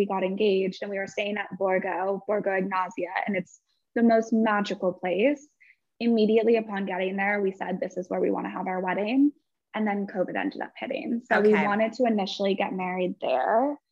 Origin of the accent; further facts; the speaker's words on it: California, United States; I am obviously from California